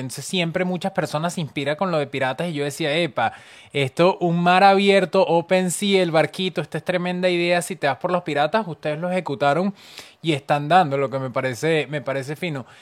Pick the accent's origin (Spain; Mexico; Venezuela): Venezuela; como venezolana